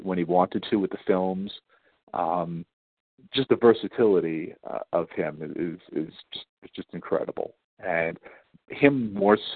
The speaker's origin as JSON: {"language": "English", "town": "New York City", "region": "New York", "country": "United States", "tie": "born or raised there", "said": "I grew up on Staten Island"}